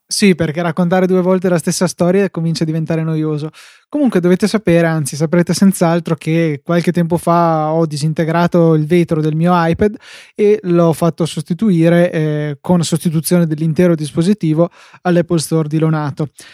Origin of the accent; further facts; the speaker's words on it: Verona, Veneto, Italy; sono di Verona